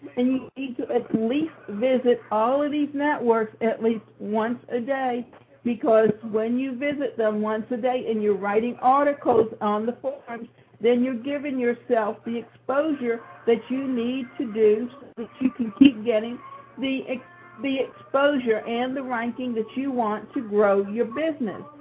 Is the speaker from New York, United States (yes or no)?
no; Savannah, Georgia, United States; my hometown, which is Savannah, Georgia. And so the picture that defines me is the one that's a fountain that's in Forsyth Park where I grew up